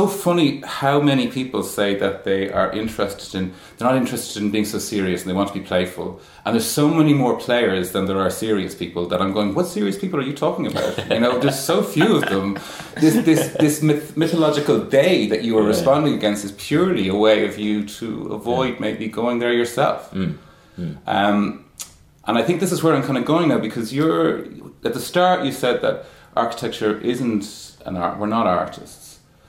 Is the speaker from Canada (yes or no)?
no; Ireland; No, you're not a foreigner. Well, you're as Irish as I am.